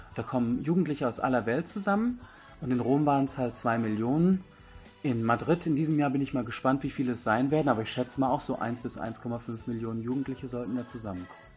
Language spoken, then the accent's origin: German; Germany; moved away as an adult; also born or lived in India; Ich bin aus Indien, bin hier zwar geboren, aufgewachsen, war aber 20 Jahre lang in Indien und bin jetzt wieder seit zwei Jahren